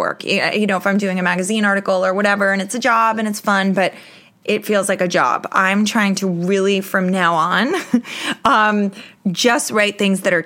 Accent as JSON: {"language": "English", "region": "New York", "country": "United States", "said": "I'm a New Yorker."}